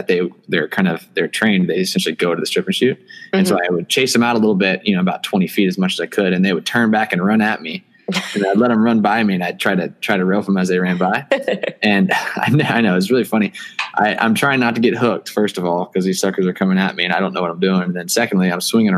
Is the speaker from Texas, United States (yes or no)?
yes; Plano, Texas, United States; I grew up in Plano, Texas, which is the suburb of Dallas, Texas